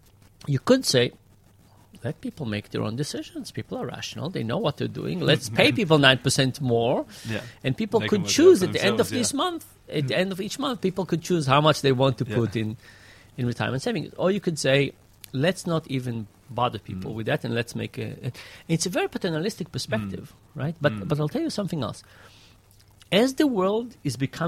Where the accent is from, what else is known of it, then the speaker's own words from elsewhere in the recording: Israel; moved away; when I grew up in Israel, there was just one high school.